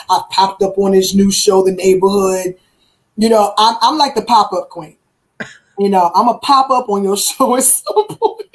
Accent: Virginia, United States; moved away; I had interviews in my hometown of Virginia

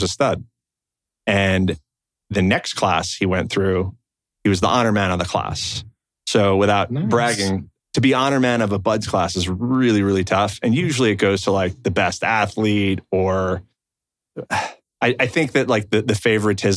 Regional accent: Monroe, Connecticut, United States; So I grew up in a town called Monroe, Connecticut.

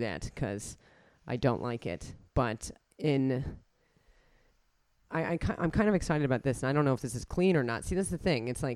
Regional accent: United States; accent: Yank; moved away; I'm from America

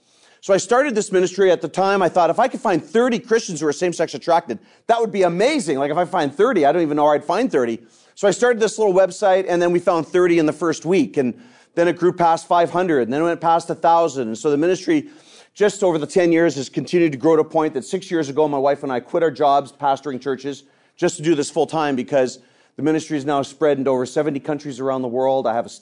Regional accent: Canada; I'm an evangelist from Canada. I've led several different churches across Canada in the denomination that I belong to.

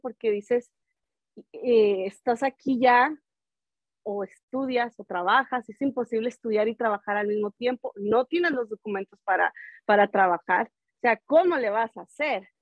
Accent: Ciudad Juárez, Chihuahua, Mexico; now in Denver, United States; soy de Ciudad Juárez, Chihuahua

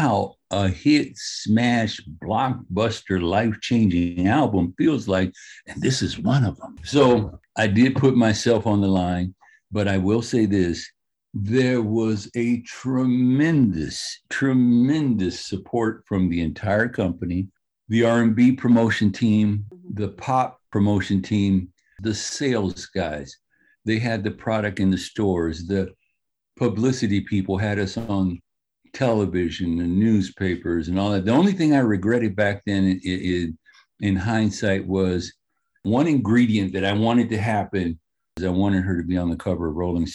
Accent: Los Angeles, California, United States; I grew up in South Central

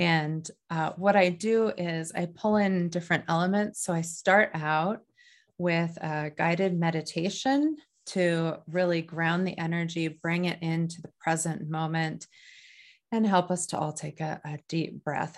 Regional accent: North Dakota, United States; now in New Hampshire, United States; I grew up in North Dakota

